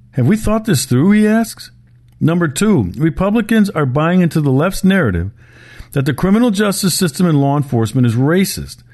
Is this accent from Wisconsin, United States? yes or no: yes; Milwaukee, Wisconsin, United States; my hometown, Milwaukee